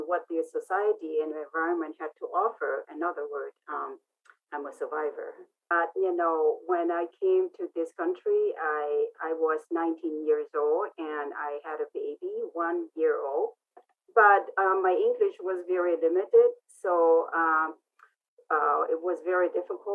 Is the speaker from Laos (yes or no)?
yes; Laos; English is a second language; also born or lived in Vientiane; now in United States; I am Hmong, and I grew up in Laos, a war-torn country in Southeast Asia